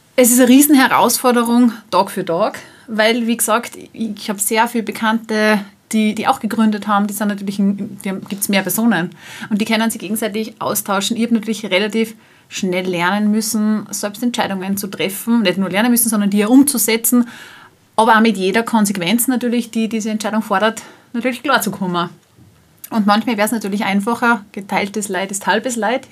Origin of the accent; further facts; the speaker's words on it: Salzburg, Austria; Ich selbst komme aus Salzburg